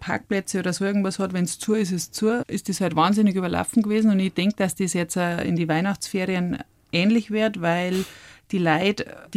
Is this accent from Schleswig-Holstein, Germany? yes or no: no; Brauneck, Bavaria, Germany; Ich bin am Brauneck aufgewachsen und bin quasi mit zwei Jahren, ich bin ein Oktoberkind